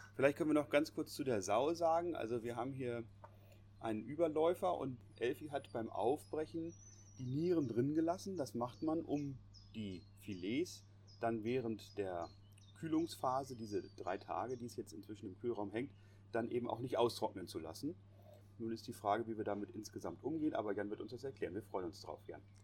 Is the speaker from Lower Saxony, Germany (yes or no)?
yes; Lüneburg Heath, Lower Saxony, Germany; hier bei uns in der Lüneburger Heide